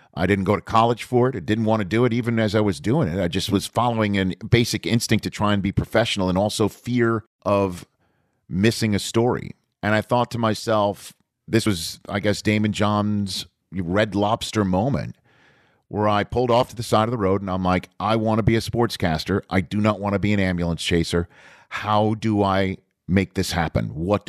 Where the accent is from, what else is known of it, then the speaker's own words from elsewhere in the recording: New York, United States; accent: New York; You know, my New York accent, like I said, went away when I was starting my broadcasting career up in Redding, California.